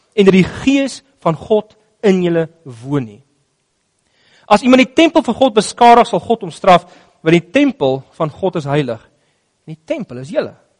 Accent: South Africa

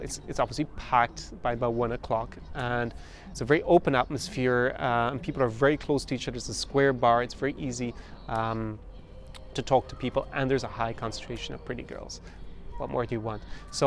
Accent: Ireland; As an Irishman

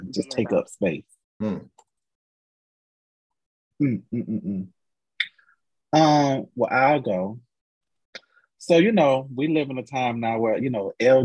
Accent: Florida, United States; I'm from Florida.

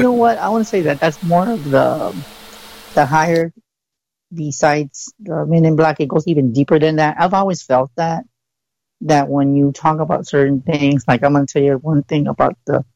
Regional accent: San Antonio, Texas, United States; I'm from San Antonio, Texas.

